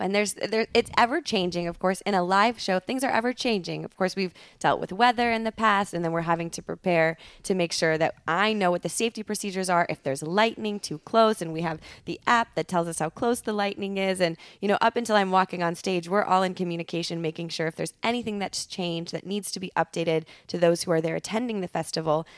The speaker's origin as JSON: {"language": "English", "town": "Altoona", "region": "Wisconsin", "country": "United States", "tie": "born or raised there", "also_born_or_lived": "Madison, Wisconsin", "moved": "as an adult", "lives_now": "Los Angeles, United States", "said": "grew up in Altoona"}